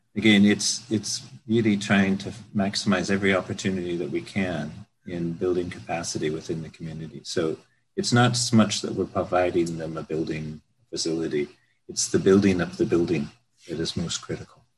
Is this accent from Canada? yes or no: yes; Vancouver, British Columbia, Canada; moved away as an adult; also born or lived in United Kingdom; I'm an architect, born and raised in the Vancouver area.